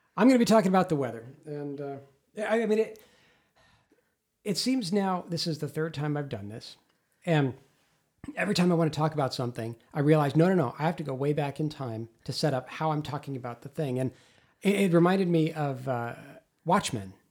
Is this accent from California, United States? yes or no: yes; Los Angeles, California, United States; I grew up in Los Angeles, a thousand miles south